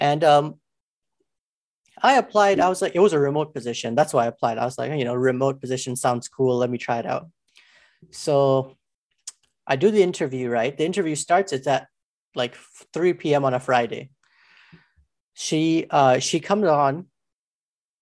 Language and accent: English; Alberta, Canada; I'm from Alberta